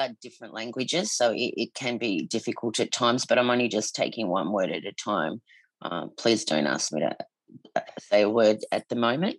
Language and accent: English; Newport, Victoria, Australia; first language English; also born or lived in Williamstown, Victoria; my mother was born in Williamstown and we grew up in Newport. So where I was born in Williamstown as well.